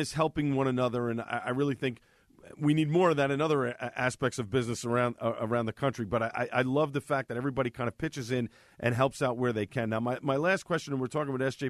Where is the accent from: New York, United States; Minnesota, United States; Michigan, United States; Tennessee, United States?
New York, United States; New York City; where I grew up in Staten Island